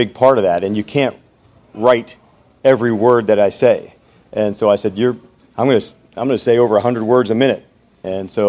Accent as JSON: {"language": "English", "region": "New Jersey", "country": "United States", "tie": "born or raised there", "said": "I grew up in New Jersey. I talk fast"}